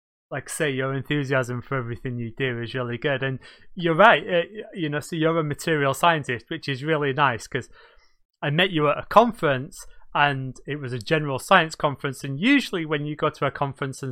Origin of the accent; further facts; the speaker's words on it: Manchester, North West England, United Kingdom; I'm from Manchester